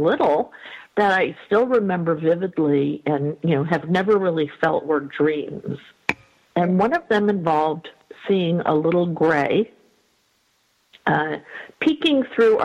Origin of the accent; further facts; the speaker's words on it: New York, United States; I grew up in New York in a little sort of, not rural, but a little suburban community, not in the city.